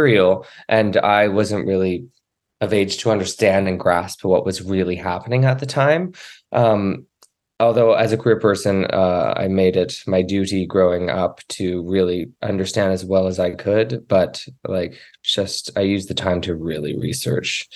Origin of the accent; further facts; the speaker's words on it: Cape Breton, Nova Scotia, Canada; I grew up in Cape Breton, Nova Scotia